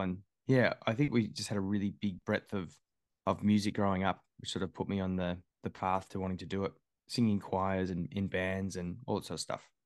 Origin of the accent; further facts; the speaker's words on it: Melbourne, Victoria, Australia; also born or lived in Adelaide / Sydney; I grew up in Melbourne, yeah, uh, Willis Hill, so about thirty k's southeast of, um, of the city.